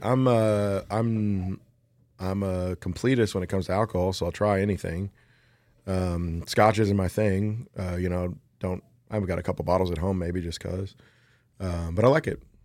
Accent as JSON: {"language": "English", "town": "Lawrenceburg", "region": "Kentucky", "country": "United States", "tie": "born or raised there", "said": "grew up in Lawrenceburg"}